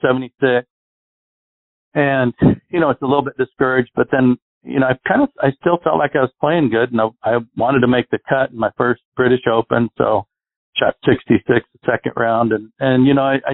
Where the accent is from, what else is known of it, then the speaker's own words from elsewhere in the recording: Arizona, United States; I grew up in Arizona